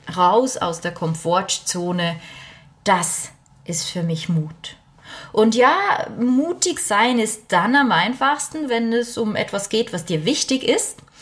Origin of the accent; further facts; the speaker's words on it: Bernese German, Switzerland; accent: Bernese German (Berndeutsch); first language Bernese German; German is a second language; Ich bin Schweizerin ich weiß, man hört es nicht immer direkt auf den äh, ersten auf den ersten Blick ist falsch, auf die erste, aufs erste Hinhören. Aber normalerweise spreche ich Berndeutsch